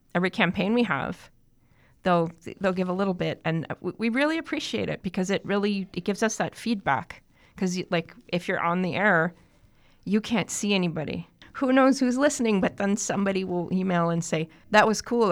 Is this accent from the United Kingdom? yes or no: no; Toronto, Ontario, Canada; I grew up in Toronto, actually. Yeah. I'm a big city kid